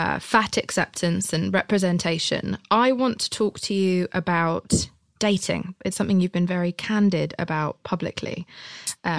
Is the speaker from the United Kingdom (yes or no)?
yes; United Kingdom; I'm British.